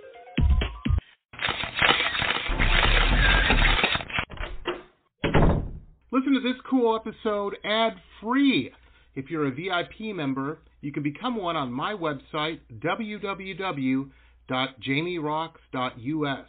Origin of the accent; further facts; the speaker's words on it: Detroit, Michigan, United States; when I was growing up in Detroit